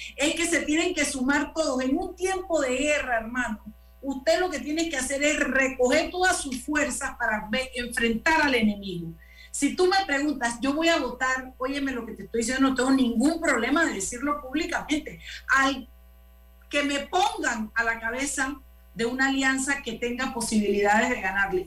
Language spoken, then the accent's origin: Spanish; Panama; como panameños